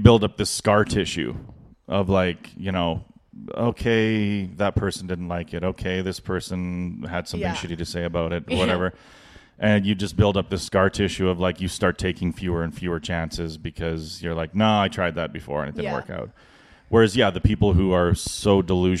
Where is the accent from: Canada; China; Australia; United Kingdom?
Canada; as a Canadian comic